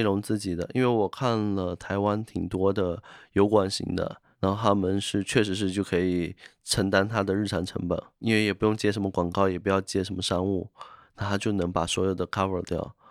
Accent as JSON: {"language": "Chinese", "region": "Fujian", "country": "China", "said": "在福建这边是一个泛神论的"}